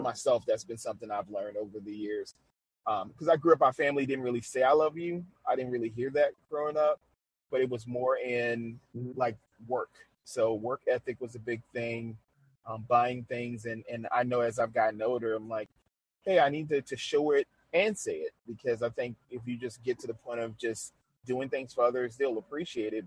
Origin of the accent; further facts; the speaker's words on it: New Orleans, Louisiana, United States; I love my hometown. I'm from New Orleans, Louisiana